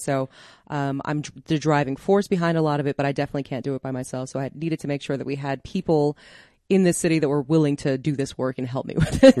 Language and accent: English; Denver, Colorado, United States; I grew up in Park Hill. I love this city